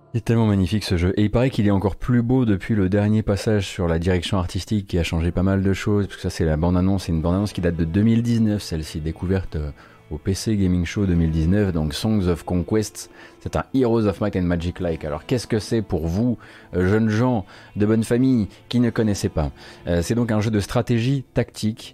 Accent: Saint-Avold, Grand Est, France; Mais je suis pas né dans la Fench, moi. Attention, je suis né à Saint-Avold

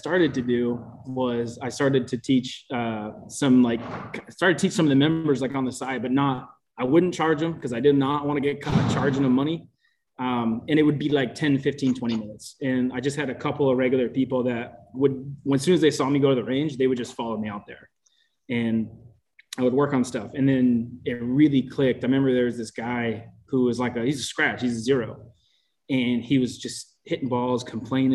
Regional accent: Oakland, California, United States; moved away as an adult; I found a job actually back in my hometown, like Oakland, California

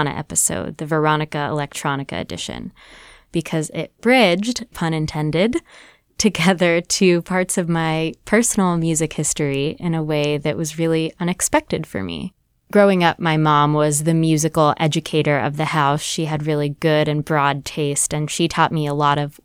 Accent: Miami, Florida, United States; I'm from Miami, Florida

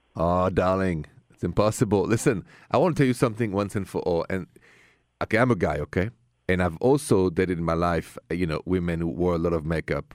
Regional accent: Paris, Île-de-France, France; moved away as an adult; also born or lived in Ohio; now in United States; So, as you know, and from my accent, I come from Paris, France

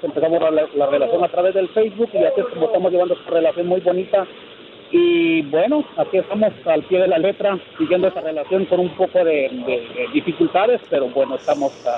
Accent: Guatemala; moved away as an adult; now in United States; somos ah, de Guatemala

